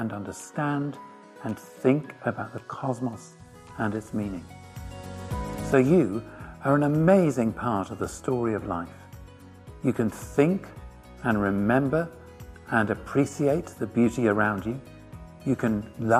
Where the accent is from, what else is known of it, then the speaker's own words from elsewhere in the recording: Halifax, Yorkshire and the Humber, United Kingdom; now in Oxford, United Kingdom; I'm from Halifax